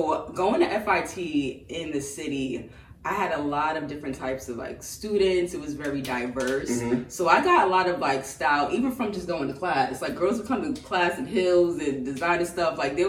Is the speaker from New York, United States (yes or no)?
yes; New York City, New York, United States; I am a designer from New York, from Queens